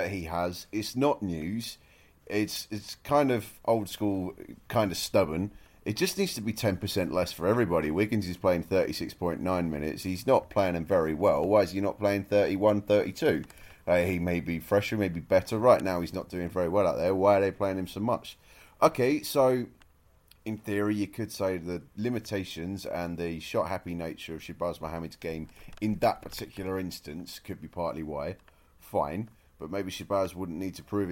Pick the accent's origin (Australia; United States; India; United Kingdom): United Kingdom; accent: British; as a British man, you can tell from the accent